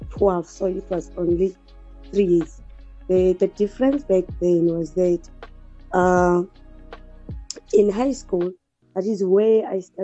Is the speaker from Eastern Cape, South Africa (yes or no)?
yes; Willowvale, Eastern Cape, South Africa; moved away as an adult; now in Port Elizabeth, South Africa; I was born and bred in Willowvale